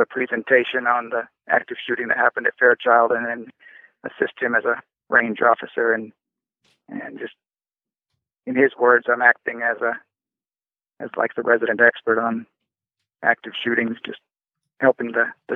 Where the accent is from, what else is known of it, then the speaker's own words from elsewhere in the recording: Washington, United States; I grew up in Washington State